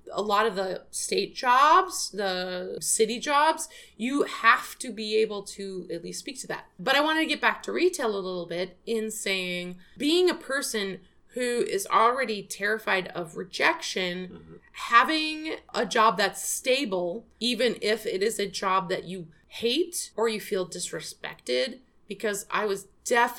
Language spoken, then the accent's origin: English; Midwest, United States; moved away; also born or lived in Scotland; I'm from the Midwest